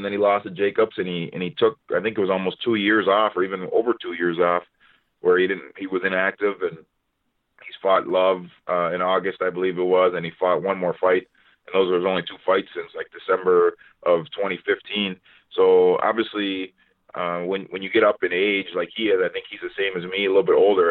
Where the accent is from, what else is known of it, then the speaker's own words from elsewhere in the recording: Minneapolis, Minnesota, United States; here in Minneapolis, in my hometown